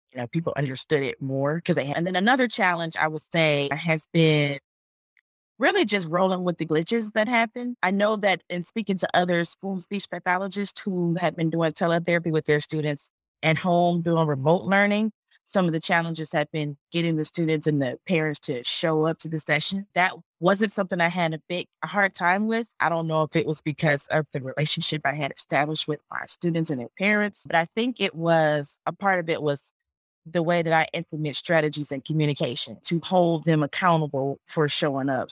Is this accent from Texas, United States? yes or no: no; Detroit, Michigan, United States; moved away as an adult; also born or lived in Charlotte, North Carolina; I am originally from Detroit